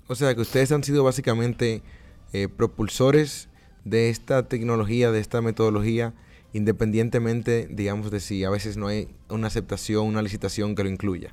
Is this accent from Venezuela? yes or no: no; Dominican Republic; moved away; mi tierra, mi República Dominicana